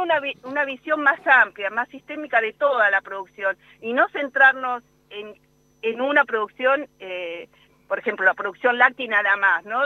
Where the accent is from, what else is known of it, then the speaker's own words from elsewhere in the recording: Buenos Aires, Argentina; moved away as an adult; now in La Pampa, Argentina; yo soy de Buenos Aires, hice mi doctorado allá